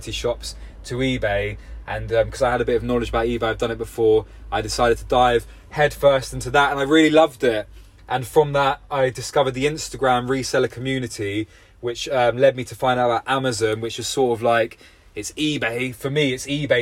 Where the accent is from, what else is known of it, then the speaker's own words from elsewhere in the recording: London, United Kingdom; now in Somerset, United Kingdom; I'm from London originally